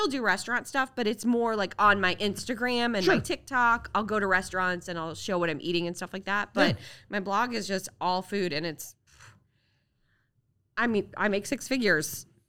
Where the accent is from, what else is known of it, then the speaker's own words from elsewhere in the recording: Iowa, United States; moved away as an adult; now in Cincinnati, United States; And then when I moved to Cincinnati from Iowa almost 20 years ago, I didn't know anybody except my boss